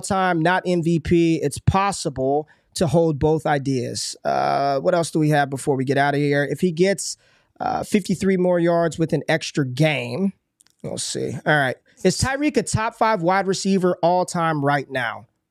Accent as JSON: {"language": "English", "town": "Dallas", "region": "Texas", "country": "United States", "said": "We're both from Dallas"}